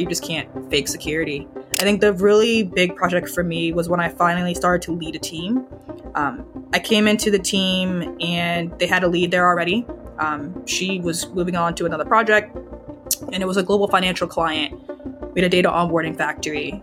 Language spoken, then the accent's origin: English; Charlottesville, Virginia, United States; also born or lived in Pittsburgh; I'm from the D N V area, so, Virginia